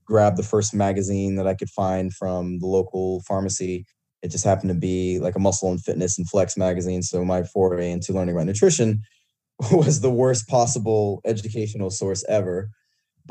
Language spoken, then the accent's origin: English; Shawnee, Kansas, United States; moved away as an adult; now in Houston, United States; I'm originally from Shawnee, Kansas, went to Kansas State for undergrad and grad school